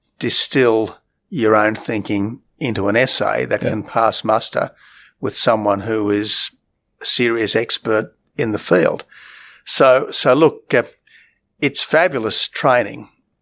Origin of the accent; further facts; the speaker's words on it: Australia; also born or lived in England; I was born in England. My sister was born in England. Family came back to Australia and lived happily ever after.